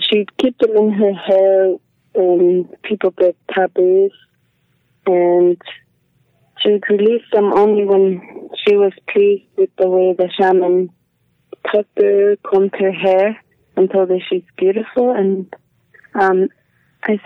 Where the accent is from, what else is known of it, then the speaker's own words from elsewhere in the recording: Igloolik, Nunavut, Canada; I was born in Iglulik and I am from Senekiluk, Nunavut